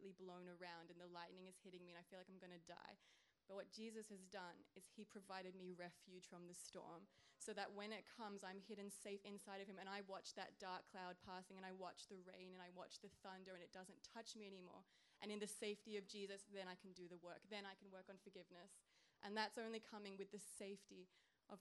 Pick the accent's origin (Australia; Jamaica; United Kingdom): Australia; I'm from Australia, the land down under.